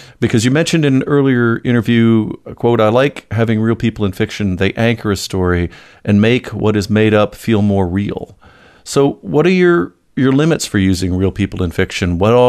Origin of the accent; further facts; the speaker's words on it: Toledo, Ohio, United States; moved away; As a former resident of that area, I can tell you that not a lot changed in that time. I grew up near Toledo